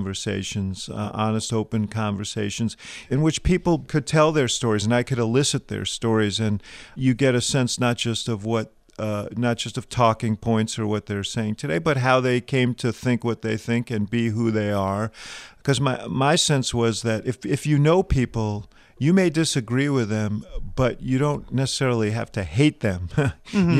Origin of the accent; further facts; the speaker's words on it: New York City, New York, United States; I grew up in New York City in Stuyvesant Town